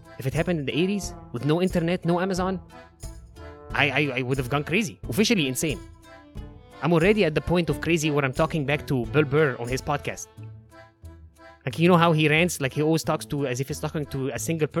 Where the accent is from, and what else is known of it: Egypt